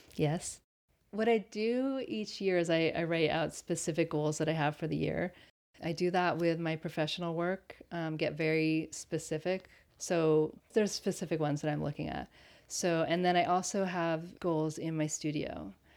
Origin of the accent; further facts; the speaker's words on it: Connecticut, United States; also born or lived in Berlin, Germany; now in Pacific Northwest, United States; I grew up in Connecticut and Berlin, Germany